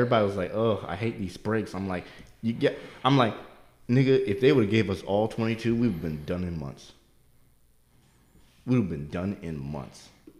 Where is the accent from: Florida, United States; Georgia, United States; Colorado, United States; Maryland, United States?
Maryland, United States; Baltimore; Because I'm not from here. Everybody here I'm from Baltimore.